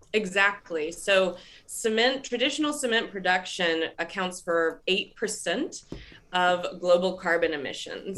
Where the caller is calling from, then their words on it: Raleigh, North Carolina, United States; I'm calling in from Raleigh, North Carolina